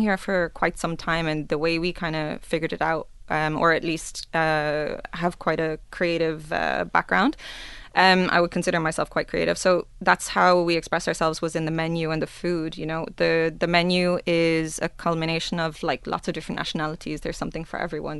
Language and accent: English; Ireland; now in Dubai, United Arab Emirates; I'm Irish